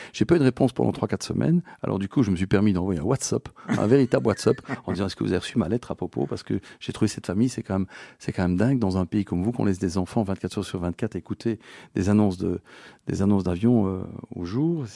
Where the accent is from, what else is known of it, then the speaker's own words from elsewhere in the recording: Belgium; je suis un petit Belge, euh, tranquille